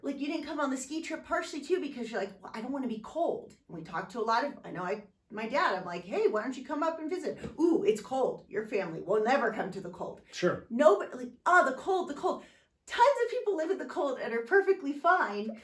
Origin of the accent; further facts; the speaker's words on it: San Diego, California, United States; growing up in San Diego